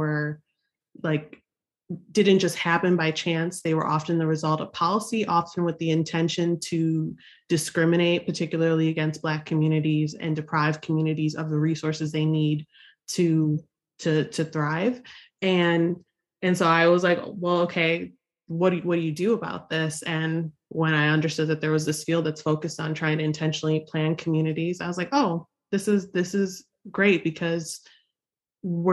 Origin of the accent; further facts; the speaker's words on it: Buffalo, New York, United States; I grew up in Buffalo, New York, one of the most racially segregated cities in the United States.